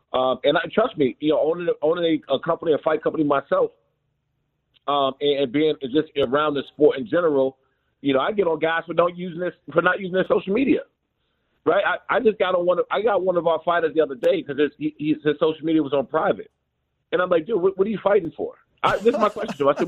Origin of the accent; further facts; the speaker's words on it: Prince George's County, Maryland, United States; I'm from Prince George's County, Maryland, Washington, D.C. area